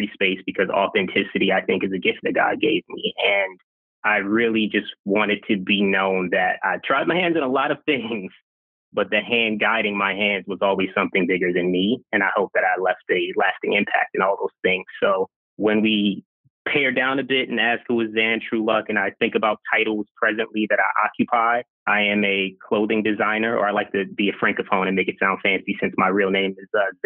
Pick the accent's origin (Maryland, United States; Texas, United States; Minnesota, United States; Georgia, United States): Maryland, United States; Baltimore; also born or lived in Brooklyn, New York / Long Island, New York; my mom and I are from Brooklyn. I was raised mostly in Baltimore, Maryland.